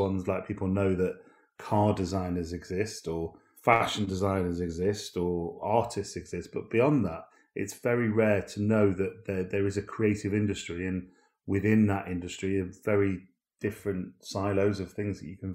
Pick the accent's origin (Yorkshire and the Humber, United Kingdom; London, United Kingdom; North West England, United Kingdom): North West England, United Kingdom; Manchester; I was brought up in Manchester